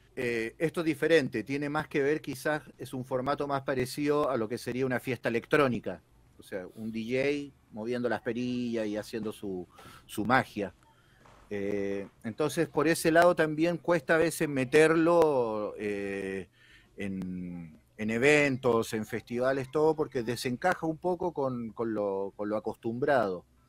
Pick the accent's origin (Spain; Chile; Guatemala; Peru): Chile; moved away as an adult; now in Argentina; yo soy chileno, pero ya llevo 13 años viviendo acá.